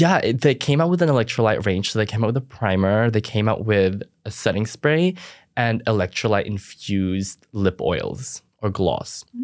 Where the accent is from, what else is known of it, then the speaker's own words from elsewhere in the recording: Philippines; now in Australia; I didn't grow up in Australia. I grew up in the Philippines